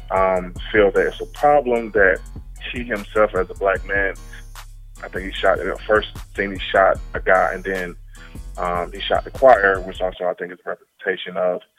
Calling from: Mooresville, United States; I'm calling from Mooresville.

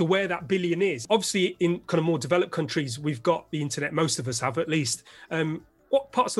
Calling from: London, United Kingdom; IT Labs Chief Talking Officer, and I'm speaking from London, UK.

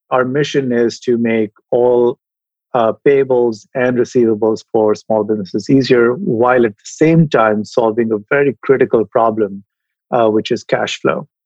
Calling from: San Francisco, California, United States; I am in San Francisco today. I'd love to say sunny San Francisco, but today is a little bit uh, drab.

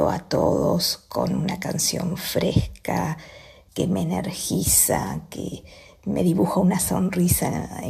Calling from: La Pobla de Mafumet, Catalonia, Spain; de la Puebla de Mafumet, un pueblo cerca de Tarragona.

